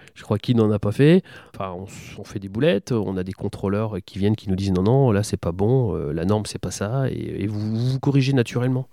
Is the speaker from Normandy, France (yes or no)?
no; Besançon, Bourgogne-Franche-Comté, France; now in Châteauroux, France; je suis bisontin exactement, je suis né à Besançon